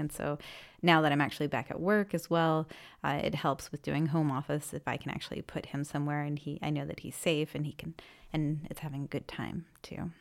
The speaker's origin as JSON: {"language": "English", "region": "Maine", "country": "United States", "first_language": "English", "moved": "as an adult", "lives_now": "Freiburg, Germany", "said": "I'm from Maine in the U S, and I currently live in Freiburg"}